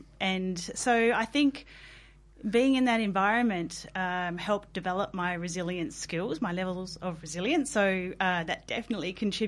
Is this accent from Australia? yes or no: yes; Coober Pedy, South Australia, Australia; I spent the first 13 years of my life growing up in the outback town.